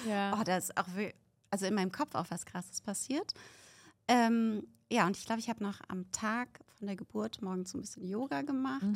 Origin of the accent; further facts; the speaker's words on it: Berlin, Germany; ich komme aus Berlin